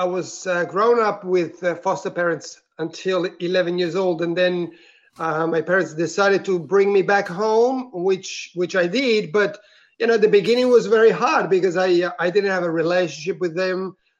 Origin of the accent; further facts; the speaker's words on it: Italy; English is a second language; now in Melbourne, Australia; I'm originally from Italy, but I am currently living in Australia, in Melbourne, actually.